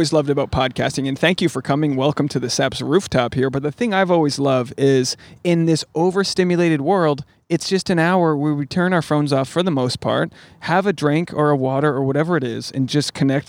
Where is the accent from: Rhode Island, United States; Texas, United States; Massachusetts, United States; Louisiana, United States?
Rhode Island, United States; Portsmouth; my hometown, Portsmouth, Rhode Island, shout out Ocean State.